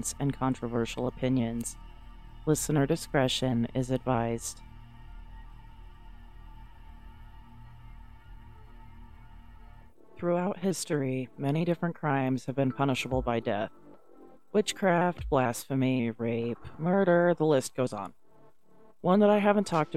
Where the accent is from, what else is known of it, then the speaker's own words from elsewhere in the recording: United States; accent: thick American; my thick American accent.